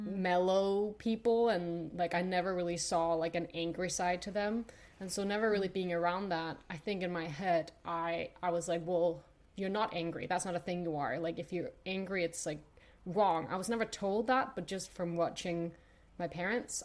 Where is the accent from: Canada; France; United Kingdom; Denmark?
Denmark; I grew up in Denmark. I'm Danish